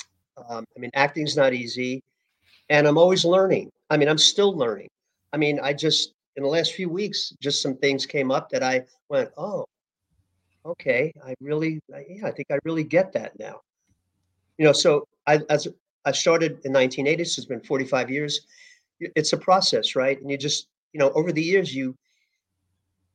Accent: New York City, New York, United States; I grew up in New York City in Hell's Kitchen.

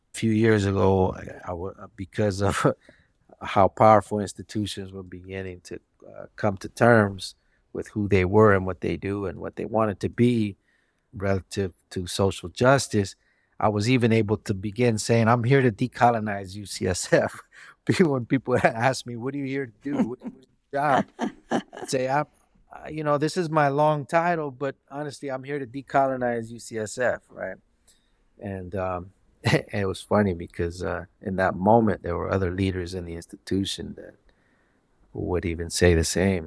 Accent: San Francisco, California, United States; also born or lived in Bernal Heights, San Francisco / Bayview, San Francisco; being born and raised in the Mission District

